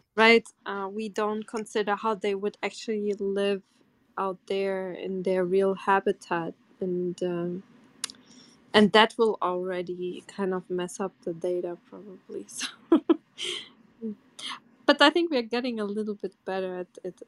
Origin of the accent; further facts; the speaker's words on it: Portugal; moved away; I'm from Portugal